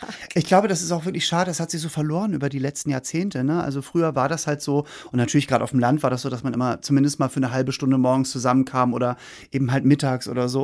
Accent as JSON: {"language": "German", "region": "Hamburg", "country": "Germany", "said": "ich bin ja Hamburger"}